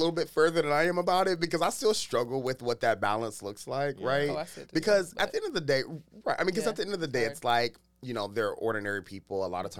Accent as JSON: {"language": "English", "town": "Youngstown", "region": "Ohio", "country": "United States", "tie": "born or raised there", "also_born_or_lived": "Dayton, Ohio / Washington, D.C.", "moved": "yes", "said": "I grew up in Youngstown, Ohio, eventually moved to Dayton, Ohio. So I live both in the north and the southern parts of Ohio, which is really black as hell."}